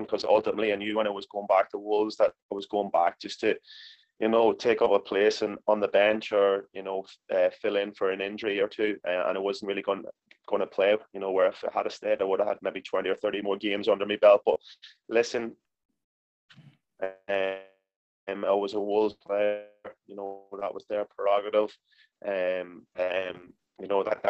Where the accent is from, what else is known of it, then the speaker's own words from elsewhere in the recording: Monaghan, Ulster, Ireland; Monaghan United was my hometown club